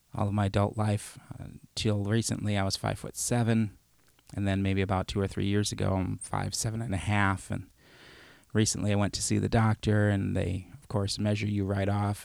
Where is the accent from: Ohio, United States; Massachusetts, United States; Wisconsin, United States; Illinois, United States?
Illinois, United States; Chicago; moved away; also born or lived in Madison; I grew up in Chicago